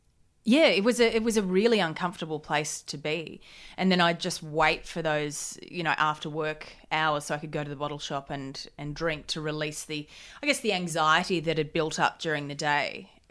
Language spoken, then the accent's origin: English; Gold Coast, Queensland, Australia; On the Gold Coast. Yeah. Party town.